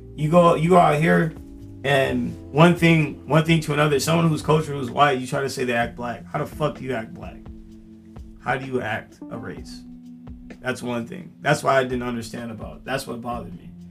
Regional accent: Temecula, California, United States; growing up in Temecula, you can't jaywalk

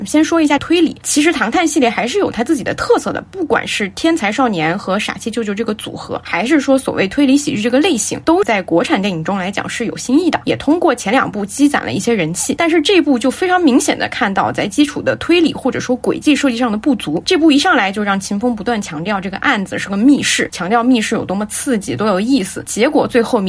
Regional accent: Guizhou, China; 我当时吐槽我和我的家乡里，因为它拍的是我的家乡

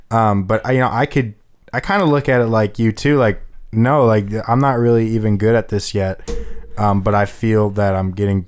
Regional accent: Parma, Ohio, United States; because we're all from Parma

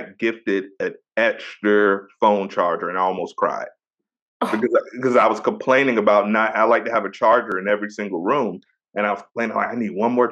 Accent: Virginia, United States; I'm born and raised in VA.

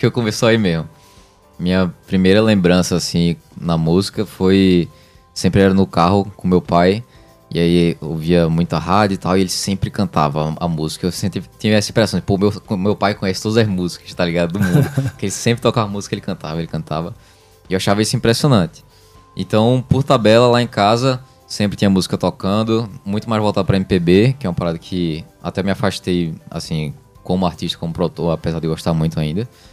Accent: Brazil; also born or lived in Recife; que eu nasci no Brasil

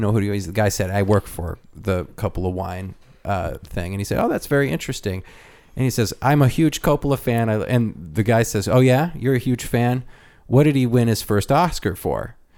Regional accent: Chicago, Illinois, United States; I'm from Chicago. Well, if you know the history of Chicago and you know all these things about Chicago, you can interlace your way into a discussion.

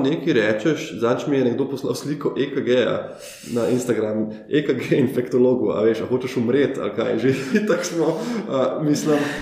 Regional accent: Ljubljana, Slovenia; kot Ljubljančan, ki živi v Ljubljani, odkar se je rodil

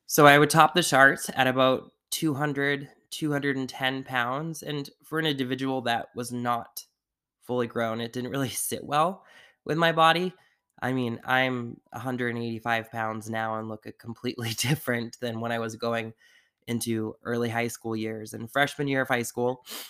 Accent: Sandwich, Massachusetts, United States; also born or lived in Taunton, Massachusetts; where we grew up on the Cape in Massachusetts in Sandwich was just a very closed off community

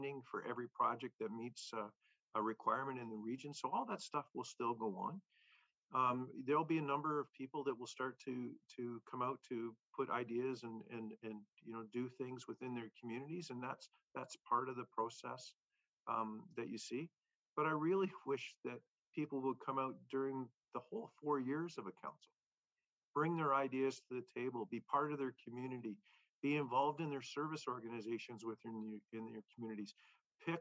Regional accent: Oshawa, Ontario, Canada; growing up in Oshawa, you know a lot of people

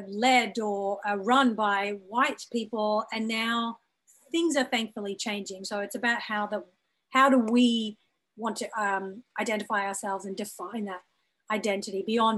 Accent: Brisbane, Queensland, Australia; moved away as an adult; also born or lived in Birmingham, United Kingdom; now in Los Angeles, United States; my identity as a South Asian woman who was born in Birmingham in the UK, raised in Australia, living in Los Angeles, my parents are from East Africa.

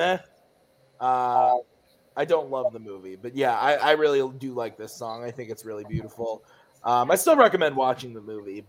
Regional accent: United States; I'm an American man.

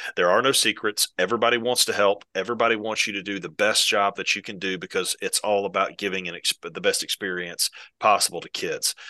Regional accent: Valdosta, Georgia, United States; moved away; I'm originally from South Georgia. I, my dad coached at Valdosta High School for thirty-five years.

